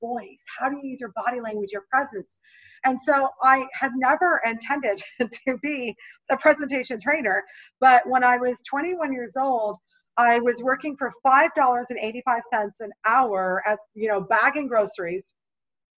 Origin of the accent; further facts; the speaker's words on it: Canada; moved away as an adult; now in United States; until I moved from my home country of Canada to the US